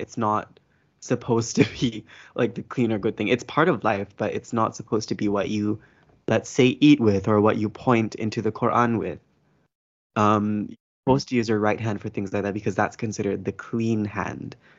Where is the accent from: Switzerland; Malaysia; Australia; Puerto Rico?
Malaysia; I am a Malay person